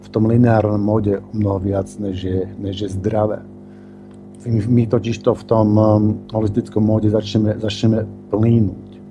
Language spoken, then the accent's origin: Slovak; Bratislava, Bratislava Region, Slovakia; now in Tunbridge Wells, United Kingdom; Pôvodne som z Bratislavy a vždy, keď prídem domov, tak tam spravím nejaký seminár